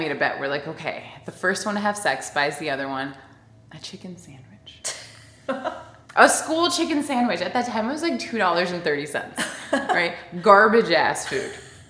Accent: Miami, Florida, United States; I grew up in the South too, but a different South. I grew up in Miami.

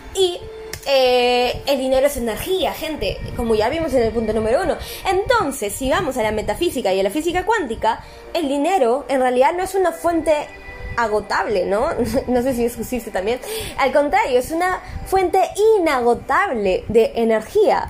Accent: Peru; yo soy de Perú

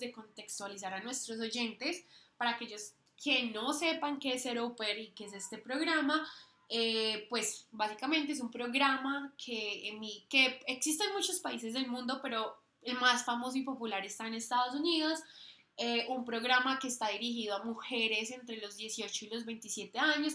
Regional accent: Colombia; moved away as an adult; also born or lived in United States; no solo somos colombianas ni latinoamericanas

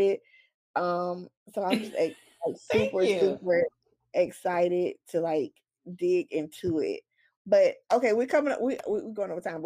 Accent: the South, United States; I'm from the South

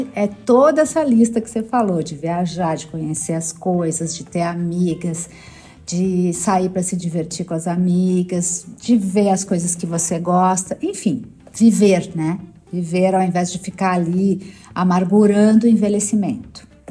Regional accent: Rio Grande do Sul, Brazil; eu sou gaúcha e no sul a gente tem essa coisa de pronunciar Adri, em vez de Dri

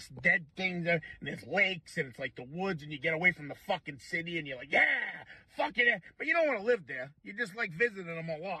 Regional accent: Massachusetts, United States; growing up in New England is that, like, you know, right, like, in New England, I'm from Massachusetts

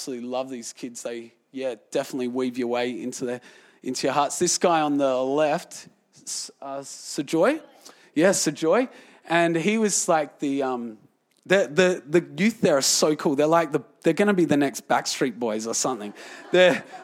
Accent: Australia; I was from Australia

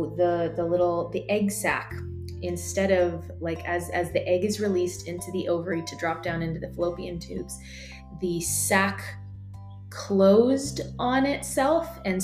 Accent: United States; moved away; as an American

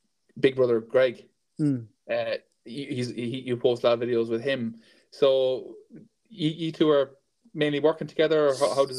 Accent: Galway, Connacht, Ireland; and I'm from Galway as well

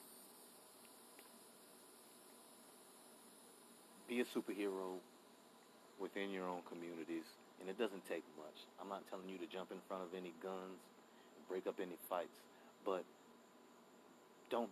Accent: United States; we are Americans too

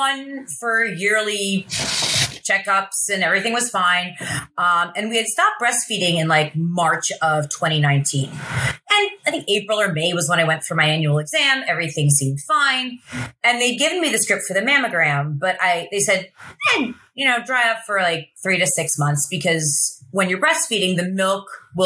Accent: Lebanon, Pennsylvania, United States; moved away as an adult; also born or lived in Baltimore / Philadelphia; now in New Jersey, United States; I grew up in Lebanon, Pennsylvania, which is kind of the middle of nowhere, Pennsylvania

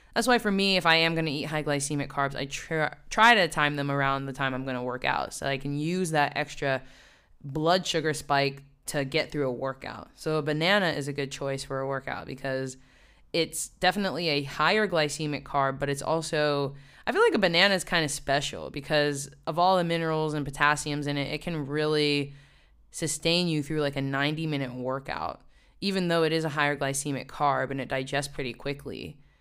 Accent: West Virginia, United States; moved away as an adult; now in New York, United States; I grew up in the woods. I really did, in the mountains

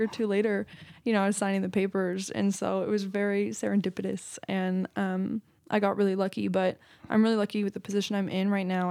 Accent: Marin County, California, United States; also born or lived in Los Angeles; I was born and raised in Marin County

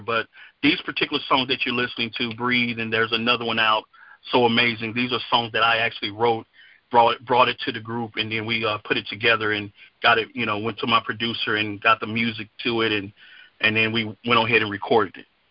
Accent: Dallas Fort Worth area, Texas, United States; I'm from the Dallas Fort Worth area, Texas

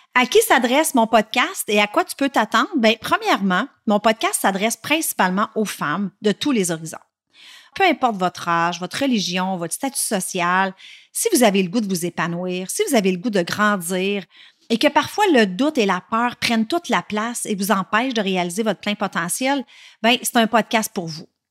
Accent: La Tuque, Quebec, Canada; Je suis née à Latuc, une petite ville en Mauricie, tout près de Shawinigan, et je suis restée à Latuc jusqu'à l'âge de 12 ans

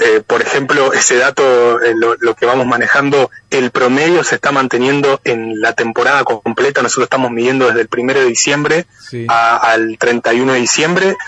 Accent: Pehuen Có, Buenos Aires Province, Argentina; nacido y criado, así que estoy eh, acá en mis tierras natales trabajando

